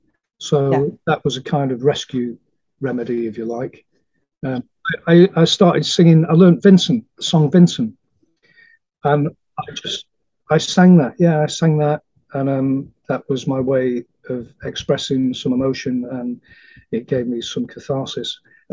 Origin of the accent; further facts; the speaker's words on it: Manchester, North West England, United Kingdom; because I'm a Mancunian originally, I was telling you earlier, I'm a Manc